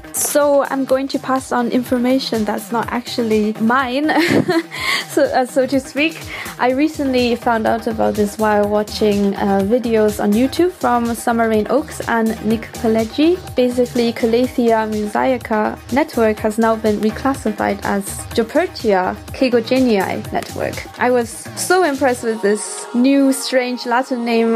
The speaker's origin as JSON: {"language": "English", "country": "Taiwan", "moved": "yes", "lives_now": "Stuttgart, Germany", "said": "I come from Taiwan and I currently live in Stuttgart, Germany."}